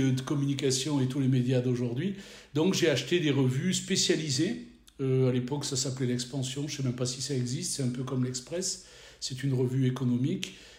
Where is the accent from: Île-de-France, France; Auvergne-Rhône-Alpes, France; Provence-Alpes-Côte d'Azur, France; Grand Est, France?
Provence-Alpes-Côte d'Azur, France; moved away as an adult; also born or lived in Nord-Pas-de-Calais-Picardie; j'ai grandi sur la Côte d'Azur où j'ai fait mes études